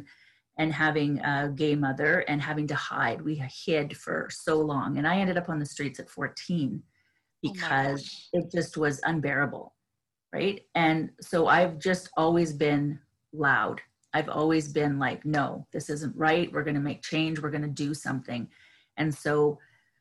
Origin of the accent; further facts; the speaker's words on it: Canada; being a Canadian